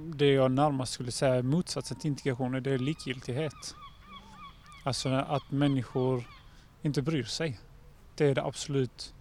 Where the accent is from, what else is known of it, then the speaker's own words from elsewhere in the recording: Helsingborg, Skåne, Sweden; jag som helsingborgare